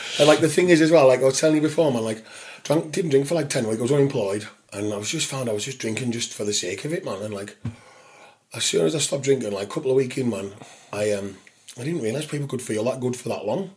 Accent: St Bees, North West England, United Kingdom; where we grew up in St. Bees

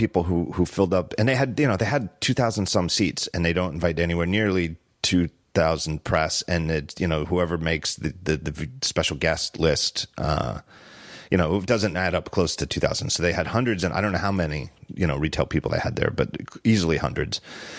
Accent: Philadelphia, Pennsylvania, United States; I was like, I'm from Philly.

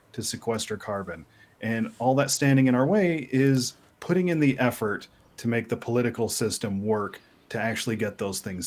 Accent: Wisconsin, United States; moved away as an adult; also born or lived in Boulder, Colorado; now in Washington, D.C. area, United States; Growing up in Wisconsin

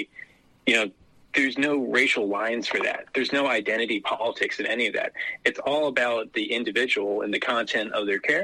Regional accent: Maryland, United States; I grew up in Deep Blue, Maryland.

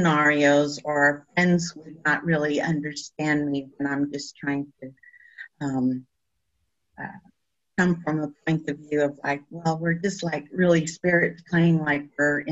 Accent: El Paso, Texas, United States; I am from El Paso, and I'm of culture, I'm Mexican

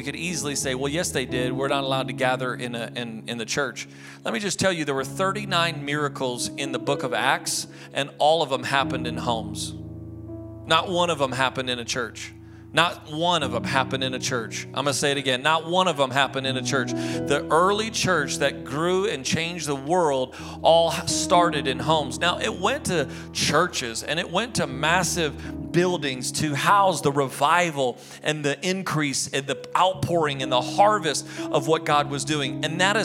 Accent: United States; I'm an American

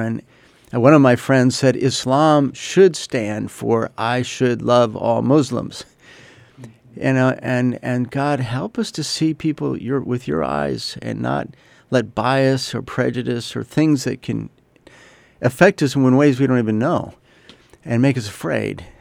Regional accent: United States; I'm an American

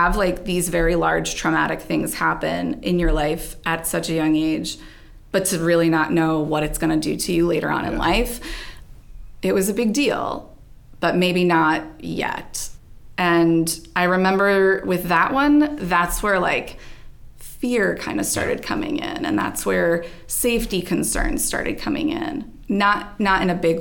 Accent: Maryland, United States; also born or lived in New Jersey; moved to Maryland when I was 3. But from there, that's where I stayed.

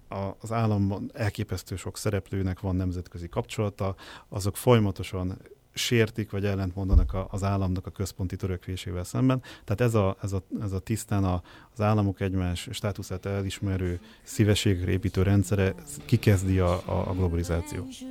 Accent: Hungary

